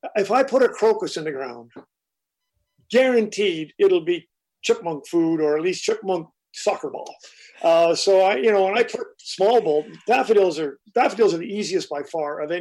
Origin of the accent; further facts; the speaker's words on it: Montreal, Quebec, Canada; now in North Georgia, United States; I'm a kid from Montreal, Canada